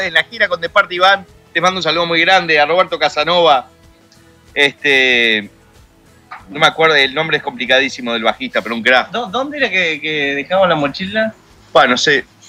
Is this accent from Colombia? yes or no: no; Uruguay; also born or lived in United States; nací en Estados Unidos, cerca de la concha de la madre, pero me crié en Uruguay